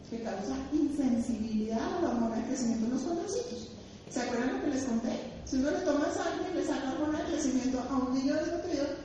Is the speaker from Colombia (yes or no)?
yes; Bogotá, Colombia; yo soy una rola